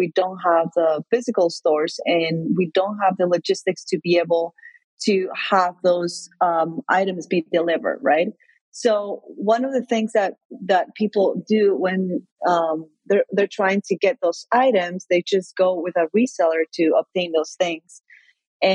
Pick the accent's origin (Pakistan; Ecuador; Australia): Ecuador; moved away; also born or lived in United States; So I'm from Ecuador in South America. I've lived in the U.S. and Ecuador as well.